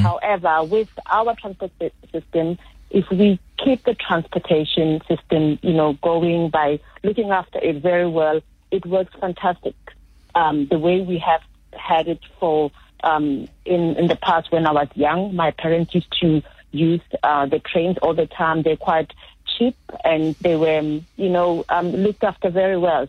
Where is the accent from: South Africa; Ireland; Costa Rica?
South Africa; as a South African